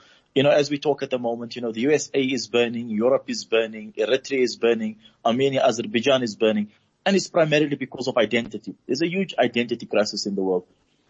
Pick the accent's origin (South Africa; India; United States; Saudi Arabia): South Africa; we are South African